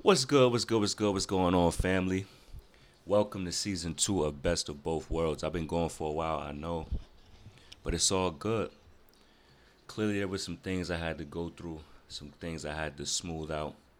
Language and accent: English; Rochester, New York, United States; moved away as an adult; now in Greensboro, United States; I'm originally from North, or Rochester, New York